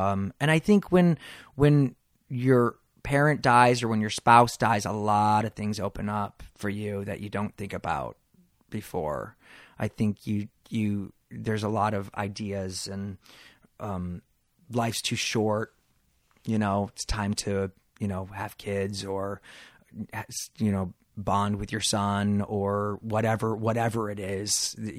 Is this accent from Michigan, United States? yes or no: yes; Detroit, Michigan, United States; You know, I grew up in Detroit, Michigan, where I was definitely a different kid. I was bullied, and I come from a sports family.